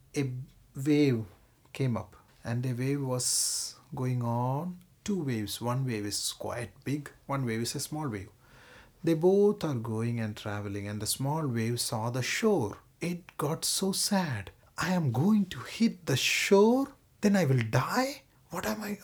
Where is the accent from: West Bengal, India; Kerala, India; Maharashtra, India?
Kerala, India; moved away; I come from Kerala.